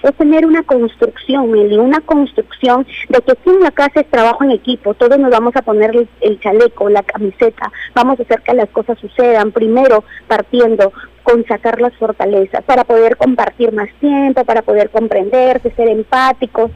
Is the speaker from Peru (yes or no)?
yes; Peru; nosotros como peruanos